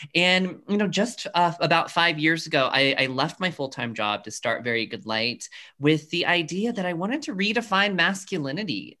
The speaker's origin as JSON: {"language": "English", "town": "Colorado Springs", "region": "Colorado", "country": "United States", "tie": "born or raised there", "said": "growing up in Colorado Springs, Colorado, where I am now"}